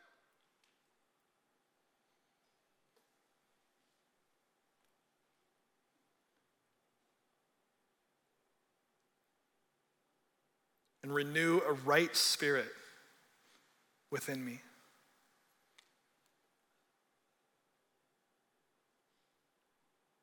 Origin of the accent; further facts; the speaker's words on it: California, United States; I'm from California